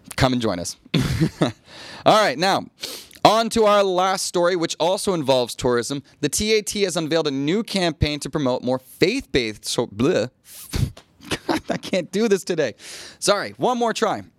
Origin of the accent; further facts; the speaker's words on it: United States; now in Thailand; as an American